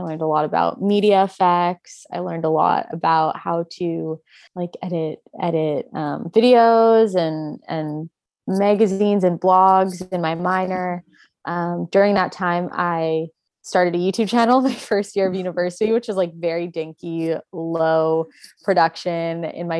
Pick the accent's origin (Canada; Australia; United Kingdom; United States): Canada; Edmonton, Alberta; also born or lived in Toronto; now in Vancouver, Canada; I was born in Toronto. When I was 10 years old, my family relocated to Edmonton, Alberta, because of my stepdad's job. And I went there for middle school and high school.